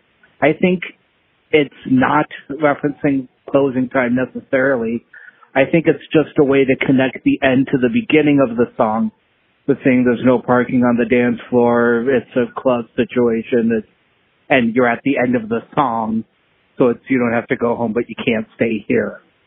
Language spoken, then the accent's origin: English; Minnesota, United States; as a Minnesotan